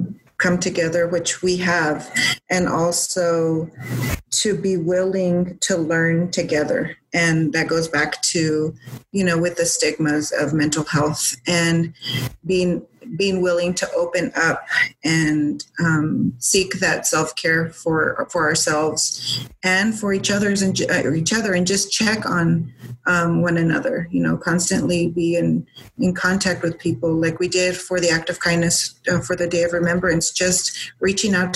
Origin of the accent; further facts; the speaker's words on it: El Paso, Texas, United States; my hometown